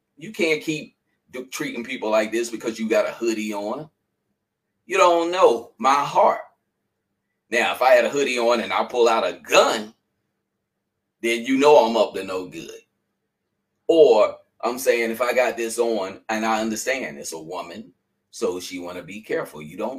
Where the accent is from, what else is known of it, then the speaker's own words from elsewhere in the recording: North Carolina, United States; now in Philadelphia, United States; when I first came to Philadelphia, I really didn't like Philadelphia. Because people, I came from North Carolina, and people speak to people.